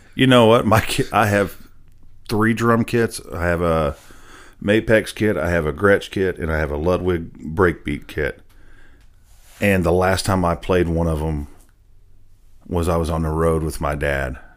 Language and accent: English; Nashville, Tennessee, United States; I was actually born and raised in Nashville, a true unicorn